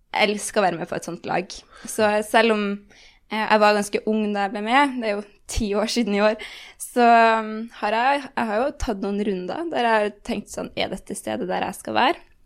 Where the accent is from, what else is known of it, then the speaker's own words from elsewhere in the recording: Bodø, Nordland, Norway; now in Oslo, Norway; jeg er veldig fra Bodø